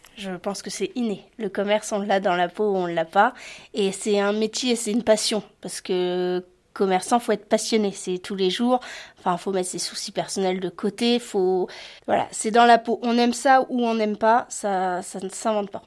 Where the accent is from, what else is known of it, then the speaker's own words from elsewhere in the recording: La Hague, Normandy, France; je suis une Normande fière et conquérante. J'adore ma région, la Hague